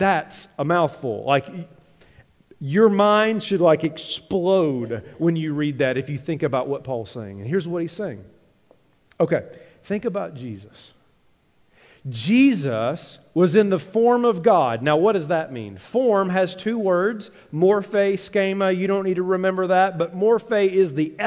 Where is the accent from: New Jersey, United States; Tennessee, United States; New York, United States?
Tennessee, United States; now in Minnesota, United States; growing up in Tennessee to now living in Minnesota